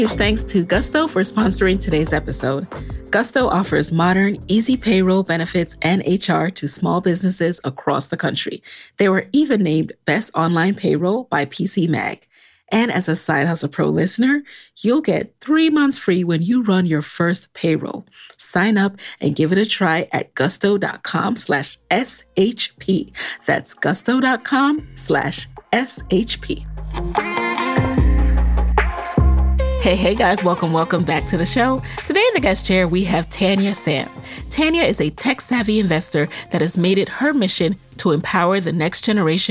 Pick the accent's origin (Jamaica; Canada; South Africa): Jamaica; I'm Jamaican